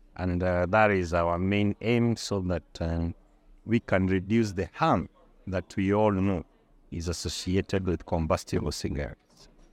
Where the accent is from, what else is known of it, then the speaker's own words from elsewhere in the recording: Kenya; I'm, uh, from Kenya.